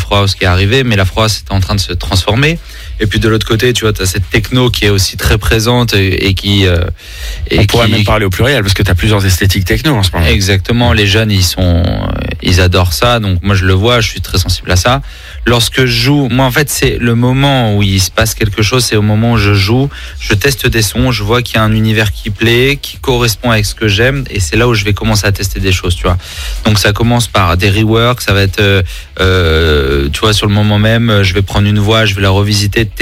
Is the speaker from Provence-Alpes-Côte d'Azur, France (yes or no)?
yes; Nice, Provence-Alpes-Côte d'Azur, France; Bah, c'est ça, quand on est niçois, forcément, hein, il y a un moment, l'été nous manque.